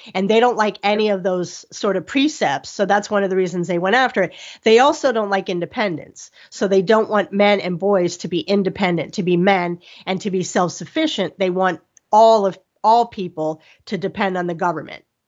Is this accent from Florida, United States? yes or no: yes; Miami, Florida, United States; I'm from Miami